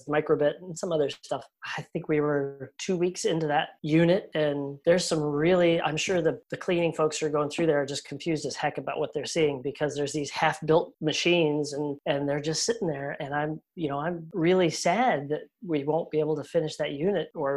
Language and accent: English; Colorado, United States; moved away; I grew up in Colorado, about 25, 30 minutes from Spark Fun.